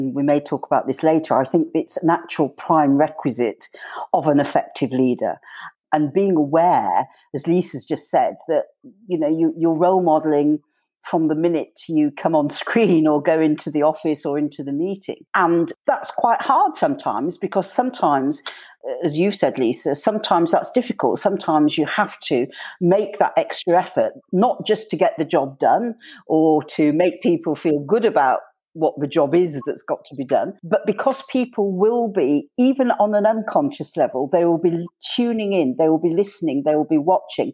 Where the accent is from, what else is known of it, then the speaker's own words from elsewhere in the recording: Yorkshire and the Humber, United Kingdom; as a Yorkshire woman